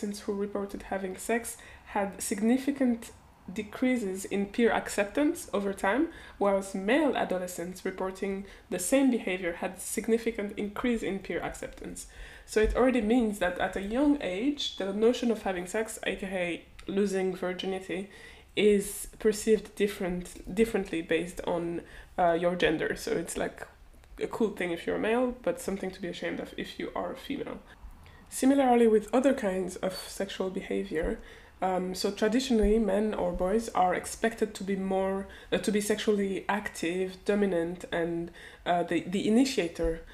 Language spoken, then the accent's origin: English; Switzerland; growing up in Switzerland like a couple decades ago now